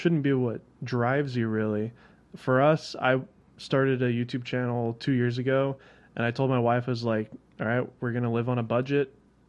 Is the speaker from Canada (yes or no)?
no; Nashville, Tennessee, United States; moved away as an adult; I moved here to work with Polar Pro to do this podcast. I'm from Nashville.